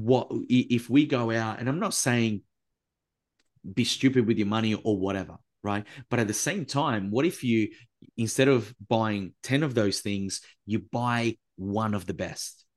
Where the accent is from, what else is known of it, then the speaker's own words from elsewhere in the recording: Italy; I was raised in Italy by a grandma who lived through World War Two